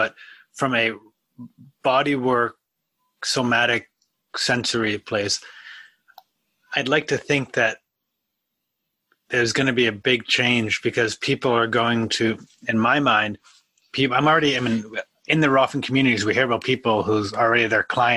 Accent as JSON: {"language": "English", "area": "outside of Boston", "region": "Massachusetts", "country": "United States", "moved": "yes", "said": "I'm currently at my parents' house outside of Boston"}